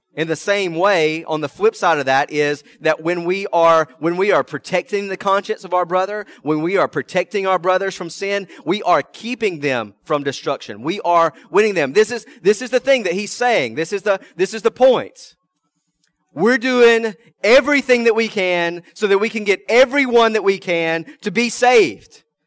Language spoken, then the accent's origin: English; American South, United States; first language English; I'm an American. I'm Southern by the grace of God